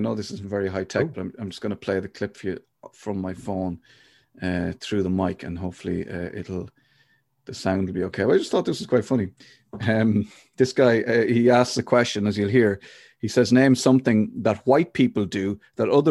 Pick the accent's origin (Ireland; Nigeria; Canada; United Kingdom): Ireland; Longford; now in Kildare, Ireland; I'm from Longford